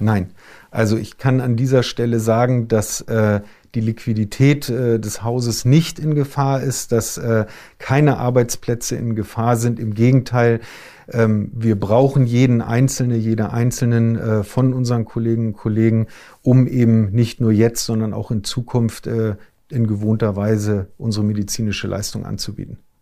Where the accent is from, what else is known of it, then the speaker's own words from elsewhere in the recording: Hamburg, Germany; ich bin, äh, ein Hamburger Jung